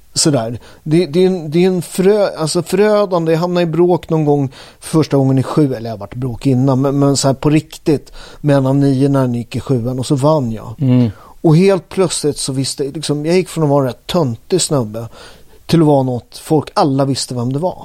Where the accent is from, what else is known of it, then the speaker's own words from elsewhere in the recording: Upplands Väsby, Stockholm County, Sweden; jag är från Upplands Väsby.